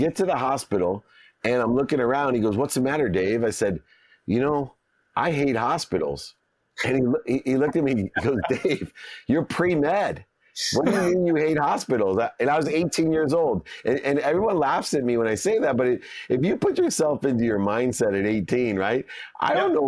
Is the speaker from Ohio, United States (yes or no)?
yes; Akron, Ohio, United States; growing up in Akron, Ohio, I had very little